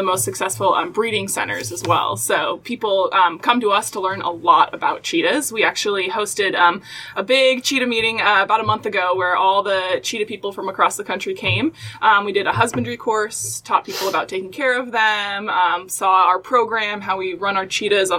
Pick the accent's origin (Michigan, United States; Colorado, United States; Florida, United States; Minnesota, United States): Michigan, United States; Grand Rapids; also born or lived in Texas; now in Cincinnati, United States; I'm from Grand Rapids, Michigan